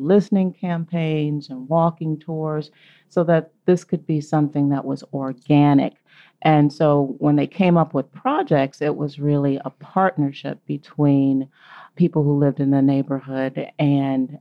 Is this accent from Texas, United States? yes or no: no; Cleveland, Ohio, United States; moved away as an adult; also born or lived in Massachusetts / Memphis; Originally, I'm from Cleveland, Ohio